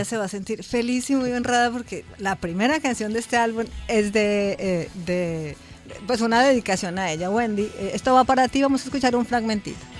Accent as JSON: {"language": "Spanish", "region": "Bogotá", "country": "Colombia", "said": "los bogotanos hablamos muy rápido"}